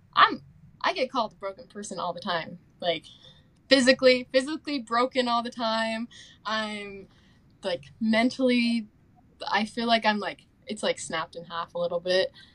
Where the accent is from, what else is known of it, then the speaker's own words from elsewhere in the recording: Tooele, Utah, United States; moved away as an adult; also born or lived in Spokane, Washington; now in Rexburg, United States; I'm from Tooele, Utah